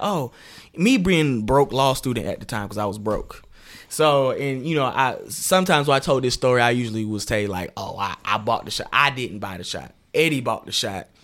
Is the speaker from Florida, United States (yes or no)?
no; Decatur, Georgia, United States; also born or lived in Atlanta, Georgia / Lithonia, Georgia / New York, New York; now in Macon, United States; I was raised in Decatur